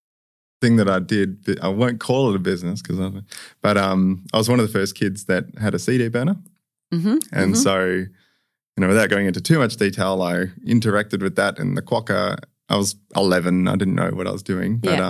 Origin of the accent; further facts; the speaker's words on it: Perth, Western Australia, Australia; also born or lived in Sydney; I was born in Sydney, but we moved here when I was three, so I very much from Perth.